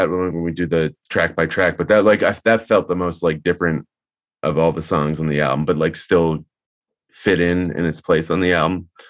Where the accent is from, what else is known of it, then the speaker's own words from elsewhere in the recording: Marshfield, Massachusetts, United States; I grew up like an hour south of Boston in a town called Marshfield